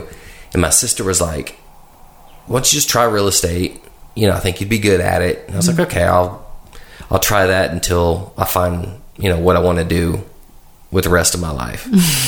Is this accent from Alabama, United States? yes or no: no; Brentwood, Tennessee, United States; now in Nolensville, United States; I grew up in Brentwood